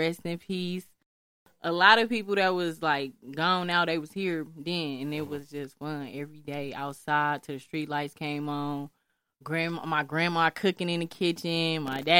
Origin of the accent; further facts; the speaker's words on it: Milwaukee, Wisconsin, United States; also born or lived in Atlanta; 33rd and Brown, born and raised.